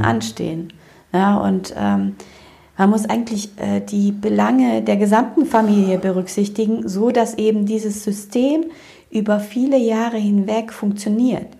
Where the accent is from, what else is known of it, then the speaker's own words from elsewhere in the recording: Romania; also born or lived in Germany; now in Cologne, Germany; ich komme ja aus Rumänien ursprünglich